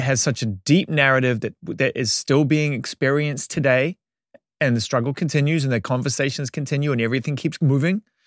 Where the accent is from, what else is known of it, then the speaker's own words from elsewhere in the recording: Auckland, New Zealand; As a young music fan growing up in Auckland, New Zealand